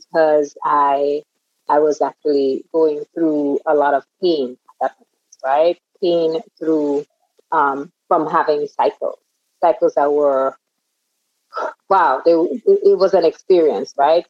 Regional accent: Grenada; I was born and reared in the Caribbean, on the Caribbean island of Grenada

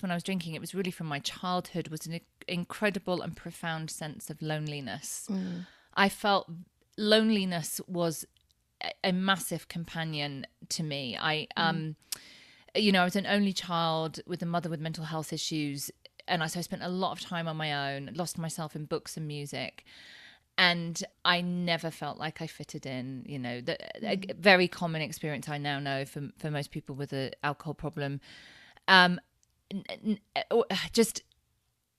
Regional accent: Thetford, East of England, United Kingdom; moved away as an adult; also born or lived in Cambridge; now in Lake Tahoe, United States; we grew up in Thetford in Norfolk in low income housing

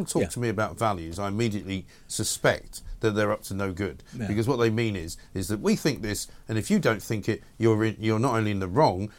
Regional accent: London, United Kingdom; London is a very different city to the one that I grew up in.

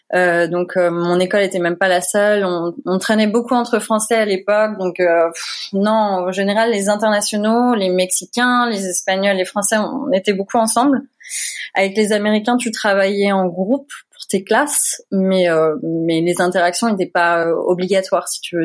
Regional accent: Creil, Hauts-de-France, France; moved away as an adult; also born or lived in Seine-et-Marne / Paris; now in Louisville, United States; je suis originaire de Picardie. Je suis née à Creil

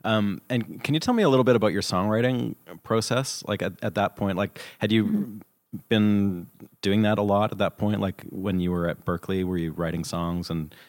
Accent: Canada; hey, I'm from Canada.

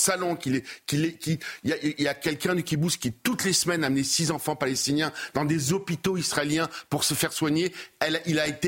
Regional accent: Dresden, Saxony, Germany; À l'époque, je vous rappelle, chez nous, à Dresde, enfin en Europe, 50 000 morts

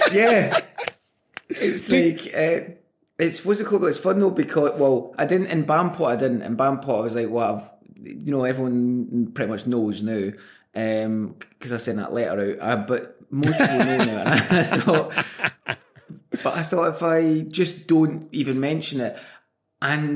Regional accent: Glasgow, Scotland, United Kingdom; I grew up in the South Side of Glasgow

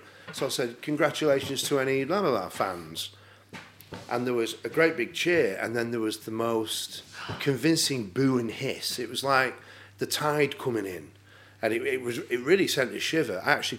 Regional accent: Bury, North West England, United Kingdom; I'm from Bury.

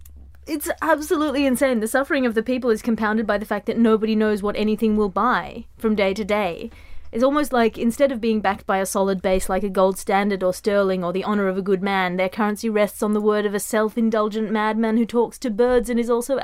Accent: Australia; I come from Australia, Andy. I've never been bitten by anything in Australia, ever.

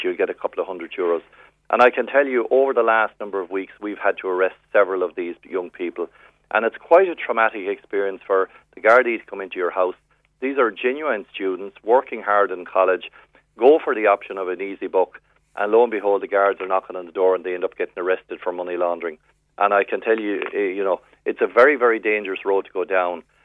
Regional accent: West Cork, Munster, Ireland; now in Dublin, Ireland; I'm from West Cork, born and reared

